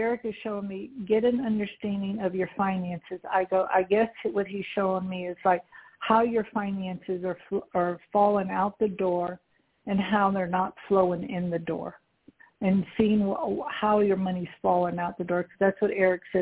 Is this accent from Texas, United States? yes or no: yes; Houston, Texas, United States; I'm from Houston